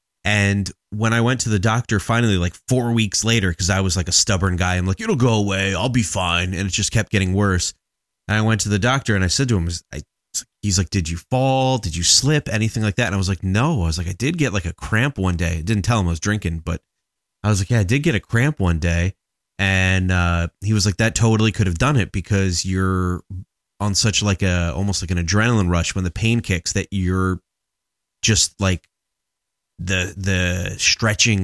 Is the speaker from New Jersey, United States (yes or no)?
yes; New Jersey, United States; She's more New Jersey, I think, than I am